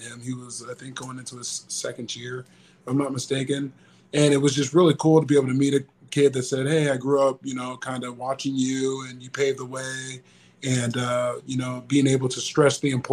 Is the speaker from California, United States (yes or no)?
yes; Tustin, California, United States; my hometown of Tustin, California.